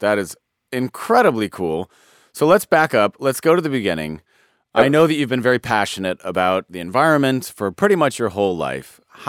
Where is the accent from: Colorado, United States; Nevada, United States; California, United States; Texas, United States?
Colorado, United States; I'm from Colorado.